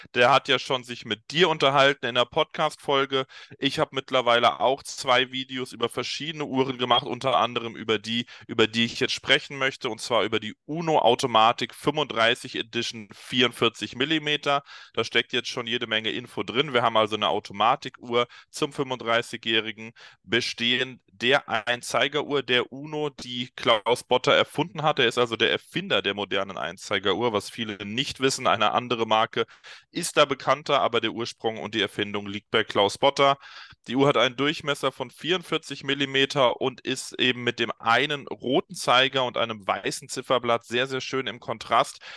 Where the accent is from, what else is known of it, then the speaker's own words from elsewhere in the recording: Darmstadt, Hesse, Germany; Darmstadt, meiner Heimatstadt bzw. Geburtsstadt